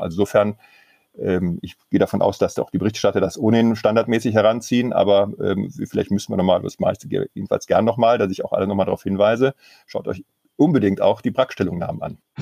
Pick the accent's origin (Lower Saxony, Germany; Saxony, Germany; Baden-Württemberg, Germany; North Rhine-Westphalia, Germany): North Rhine-Westphalia, Germany; Mönchengladbach; in einer großen Kanzlei in meiner Heimatstadt, die auf Baurecht spezialisiert ist.